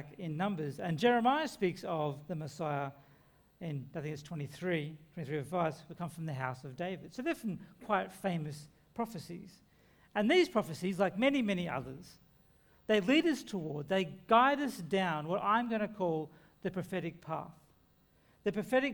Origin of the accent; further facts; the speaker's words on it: Lismore, New South Wales, Australia; my hometown of Lismore